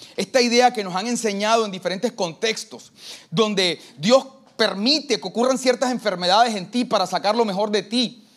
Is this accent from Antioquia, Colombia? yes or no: no; Barranquilla, Atlántico, Colombia; Yo soy de Barranquilla.